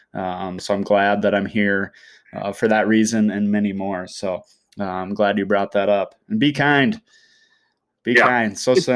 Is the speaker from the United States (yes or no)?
yes; Brookings, South Dakota, United States; also born or lived in Pierre, South Dakota; I kind of have a similar experience growing up in Brookings, definitely not as diverse.